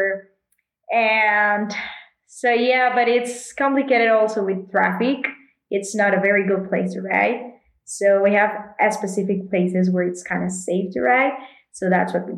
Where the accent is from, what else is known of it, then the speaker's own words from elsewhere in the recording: Monterrey, Nuevo León, Mexico; I'm from Monterey, Mexico, and I'm a professional cyclist